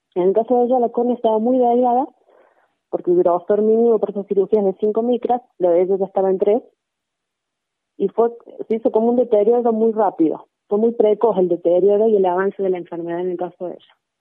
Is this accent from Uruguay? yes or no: no; Cosquín, Córdoba, Argentina; nosotros somos de Cosquín